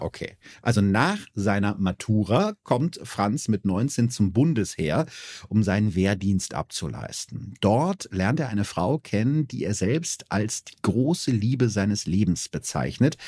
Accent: Germany; als Piefke

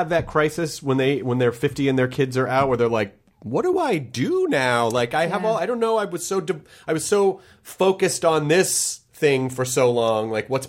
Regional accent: Memphis, Tennessee, United States; like a lot of people that I grew up in Memphis with?

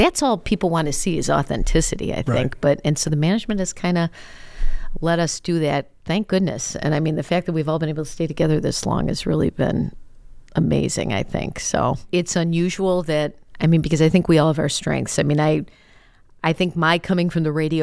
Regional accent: Chicago, Illinois, United States; I grew up in Chicago

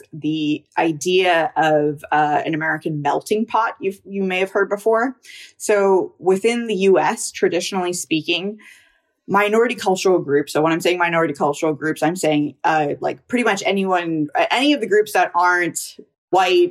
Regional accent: Canada; I'm a Indian, Canadian, biracial, bicultural

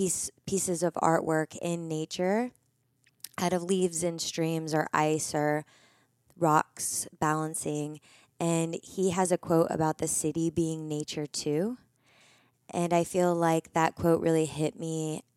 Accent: Midwest, United States; now in Los Angeles, United States; But I come from the Midwest. So I come from a really small town.

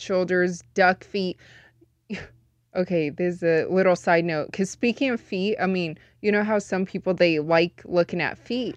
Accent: Las Vegas, Nevada, United States; born and raised in Vegas, but I am full Chinese.

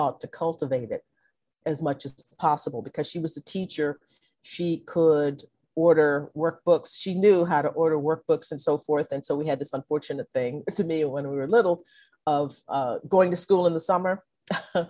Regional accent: Conroe, Texas, United States; also born or lived in Livingston, Texas; when I was about 6 months old, my parents moved to Conroe, Texas, where I grew up

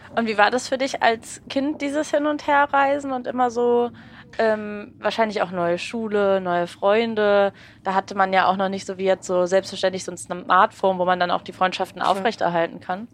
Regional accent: Berlin, Germany; Ich komme aus Berlin und ich bin wirklich, also ich bin nicht rausgekommen von da, wo ich herkomme. Ich komme aus einem Ort und ich habe mich in dem kaum weiter bewegt.

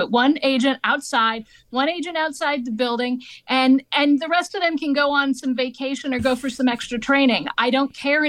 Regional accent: Maine, United States; born there; And I was born in Maine.

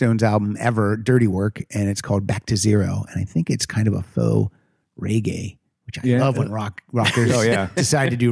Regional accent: Pennsylvania, United States; I'm from Pennsylvania and the L's, I drop the L's

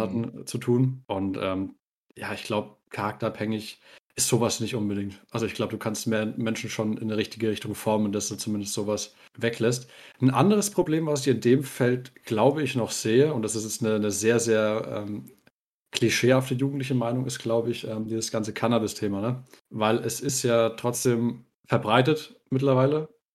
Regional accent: Bavaria, Germany; wir sind ja aus Bayern

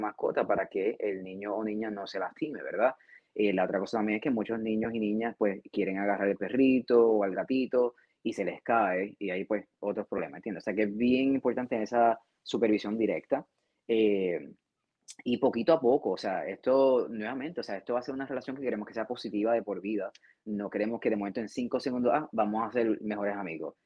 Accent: Puerto Rico; moved away as an adult; yo soy de Puerto Rico y cuando estaba en, Puerto Rico, eh, en, nuestro país

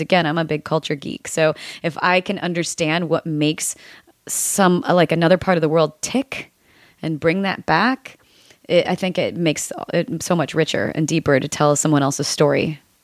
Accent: United States; growing up in the United States

